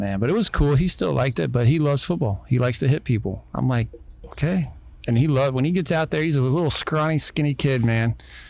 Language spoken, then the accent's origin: English; Florida, United States; I was a baseball player growing up in Florida, playing baseball, college baseball.